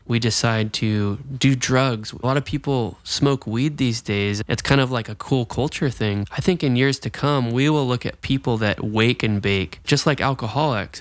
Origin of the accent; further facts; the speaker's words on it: Jacksonville, Florida, United States; I'm actually from Jacksonville, Florida